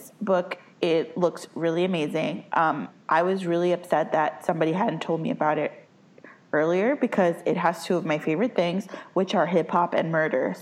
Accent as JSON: {"language": "English", "town": "New York City", "region": "New York", "country": "United States", "said": "I'm from the Bronx"}